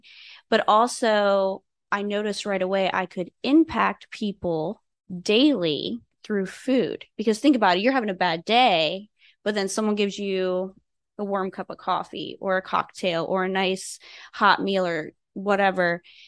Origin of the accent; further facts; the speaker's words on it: Fort Drum, New York, United States; also born or lived in Garmisch, Germany; So I'm an Army brat. I was born in Fort Benning, Georgia, and we lived in Garmisch, Germany for a little bit and then ended up in Fort Drum, New York.